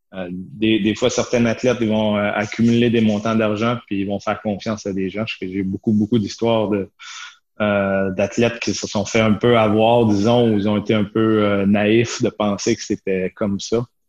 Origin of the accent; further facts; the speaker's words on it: Chambly, Quebec, Canada; moved away as an adult; also born or lived in Shawinigan / United States / Italy / Sweden; now in Switzerland; moi, j'étais j'étais en Montérégie, à Chambly. Je suis né à Chambly. J'ai fait mon hockey mineur euh, euh, sur la rive sud.